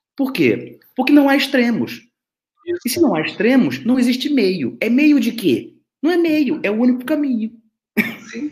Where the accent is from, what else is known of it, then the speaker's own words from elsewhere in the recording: Rio de Janeiro, Brazil; moved away as an adult; now in Braga, Portugal; sou carioca, né, mas morei no Brasil durante quase 50 anos e estou há quase três anos morando aqui em Portugal. Eu moro em Braga, no norte de Portugal